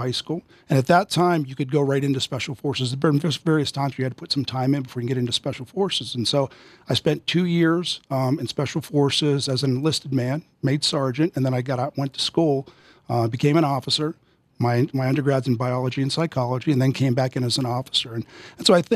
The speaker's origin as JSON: {"language": "English", "region": "Western Pennsylvania", "country": "United States", "tie": "born or raised there", "said": "I grew up in Western Pennsylvania, and in my hometown there, you played every sports and you hunted and fished."}